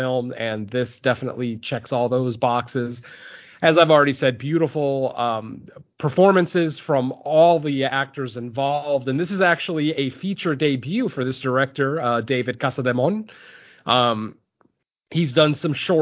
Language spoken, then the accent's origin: English; Spain; Spain, you know, my home country